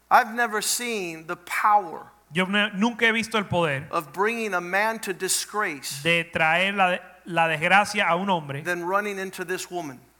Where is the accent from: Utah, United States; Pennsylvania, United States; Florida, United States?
Florida, United States; I grew up in my in Florida.